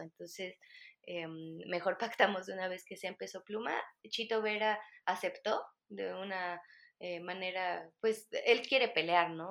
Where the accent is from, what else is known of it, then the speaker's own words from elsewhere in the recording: Mexico; aquí en México